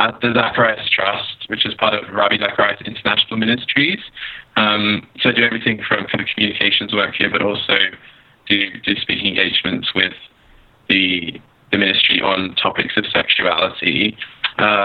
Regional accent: Sydney, New South Wales, Australia; moved away as an adult; I grew up in Sydney, Australia

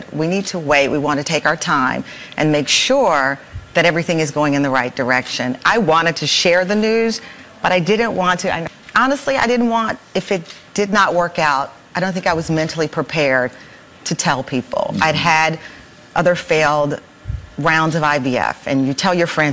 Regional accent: Luling, Texas, United States; I'm from Luling, Texas

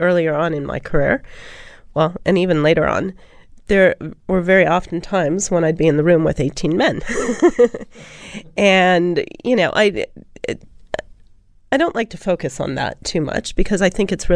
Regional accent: United States; moved away as an adult; also born or lived in Silicon Valley; now in Sydney, Australia; being an American here

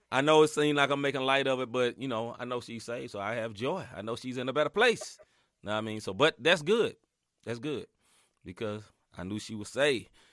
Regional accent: Chicago, Illinois, United States; I'm from Chicago

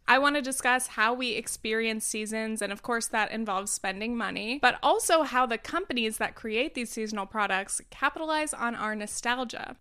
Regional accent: Southern California, United States; moved away as an adult; also born or lived in New York; I grew up in Southern California, a place with basically two seasons, hot or slightly chilly.

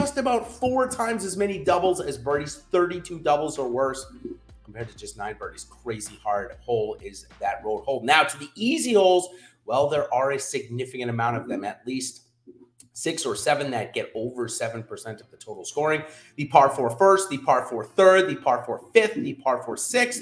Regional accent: New England, United States; I'm from New England, so we don't get many US Opens or major championships

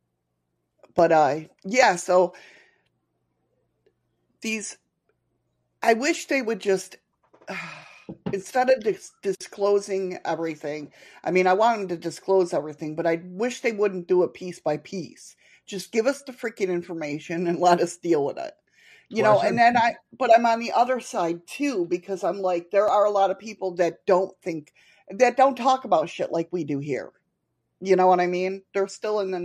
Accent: Batavia, New York, United States; moved away

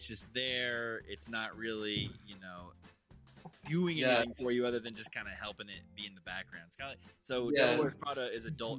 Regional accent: Kentucky, United States; I'm from Kentucky, dude.

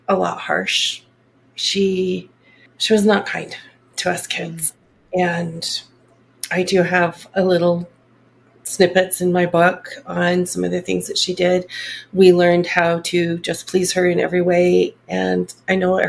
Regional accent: Salt Lake City, Utah, United States; also born or lived in Brigham City, Utah; I actually grew up in the Salt Lake area. Okay. I was born up in Brigham City, and then my parents moved to the Salt Lake area.

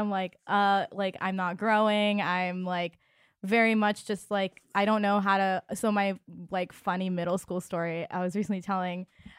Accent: India; because I'm Indian and I'm like super hairy.

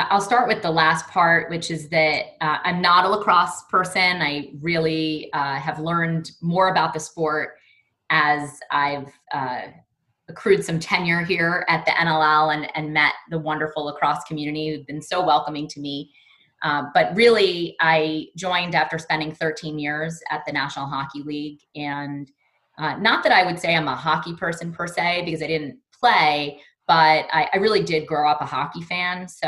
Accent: New York City, New York, United States; I grew up in Brooklyn, New York, and uh, continue to live in New York with my two boys and two dogs.

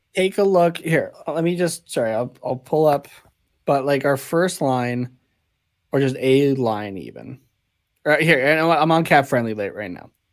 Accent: Canada; I'm Canadian

